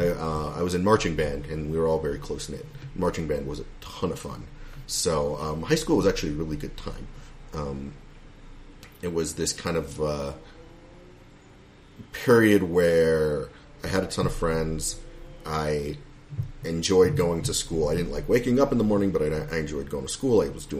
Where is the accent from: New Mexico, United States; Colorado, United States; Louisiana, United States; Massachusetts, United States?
Colorado, United States; Boulder; also born or lived in Fort Collins; Grew up in Boulder, born and raised in Boulder.